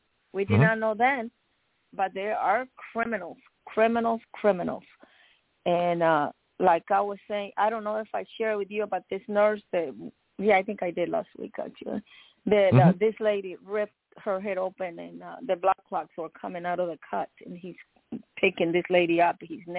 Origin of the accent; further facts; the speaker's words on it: Miami, Florida, United States; This is one of my childhood friends I grew up with in Miami.